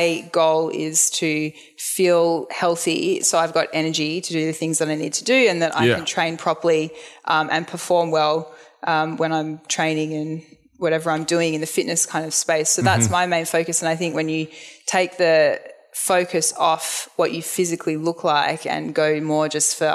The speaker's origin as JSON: {"language": "English", "town": "Melbourne", "region": "Victoria", "country": "Australia", "tie": "born or raised there", "said": "I'm from the Ballin area"}